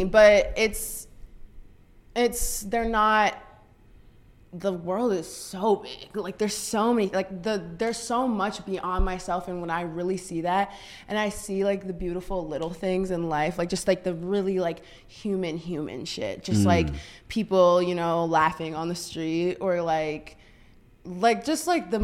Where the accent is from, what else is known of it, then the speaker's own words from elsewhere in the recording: Saint Paul, Minnesota, United States; I moved out for 2 years to Minneapolis. I'm from St. Paul originally